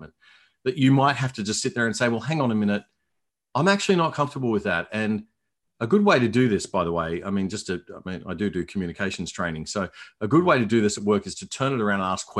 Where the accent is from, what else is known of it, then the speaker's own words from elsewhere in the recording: Brisbane, Queensland, Australia; moved away as an adult; also born or lived in Hong Kong / Melbourne; I'm from Brisbane. I grew up here